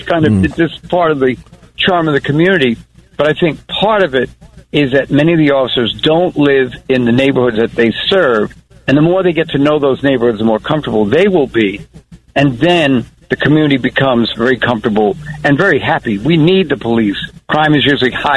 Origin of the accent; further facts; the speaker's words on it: Long Island, New York, United States; moved away as an adult; also born or lived in Harlem, New York; I grew up in Long Island and then wound up living in Harlem.